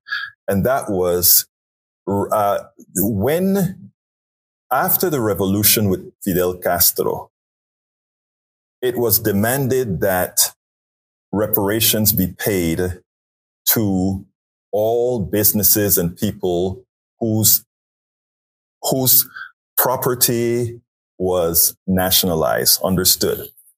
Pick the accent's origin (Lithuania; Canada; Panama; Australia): Panama; now in United States; I'm originally from Panama